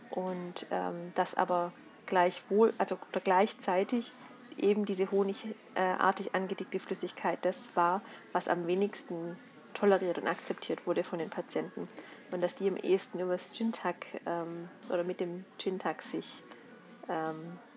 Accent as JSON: {"language": "German", "region": "Swabia", "country": "Germany", "said": "da muss ich als Schwabe kommen"}